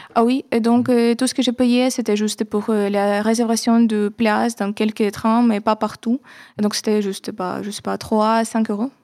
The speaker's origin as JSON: {"language": "French", "region": "Kyiv", "country": "Ukraine", "tie": "born or raised there", "second_language": "French", "moved": "as an adult", "lives_now": "Paris, France", "said": "je ne veux pas quitter Kiev, c'est ma ville natale"}